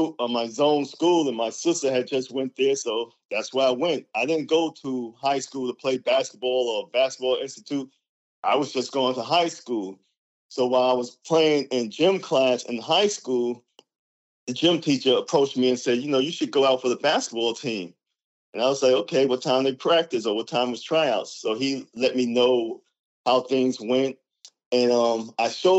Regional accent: New York City, New York, United States; growing up in the Bronx

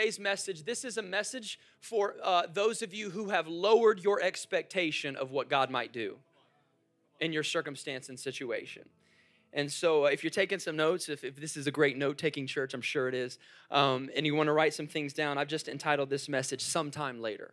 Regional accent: Jacksonville, Florida, United States; moved away; I come from Jacksonville, so we have the Jaguars.

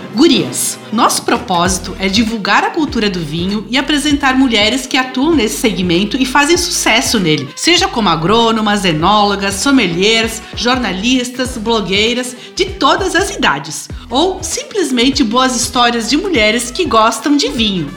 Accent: Flores da Cunha, Rio Grande do Sul, Brazil; moved away as an adult; now in Italy; eu sou de Flores da Cunha, então eu fui a princesa da maior festa da cidade

